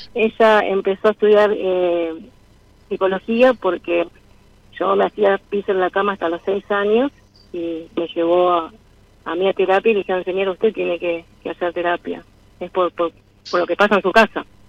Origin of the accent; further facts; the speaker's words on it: Buenos Aires, Argentina; moved away as an adult; now in Cipolletti, Argentina; yo soy porteña, pero vivo hace más de 12 años en Cipolletti, Río Negro